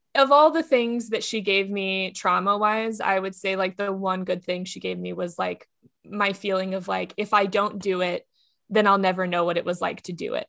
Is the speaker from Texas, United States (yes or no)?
yes; Texas, United States; now in Los Angeles, United States; I am from Texas